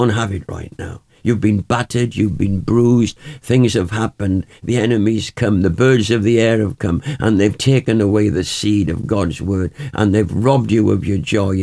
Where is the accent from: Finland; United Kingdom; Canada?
United Kingdom; Wales; When I was growing up in Wales, we'd go up into the mountain